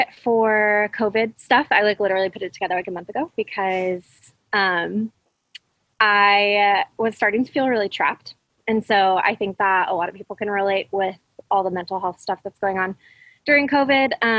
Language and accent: English; Fresno, California, United States; now in Orange County, United States; I grew up in the Central Valley of California, which is like conservative hub of California